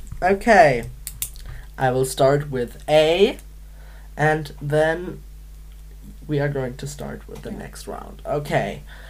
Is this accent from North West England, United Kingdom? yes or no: yes; Manchester, North West England, United Kingdom; I'm from Manchester in Britain.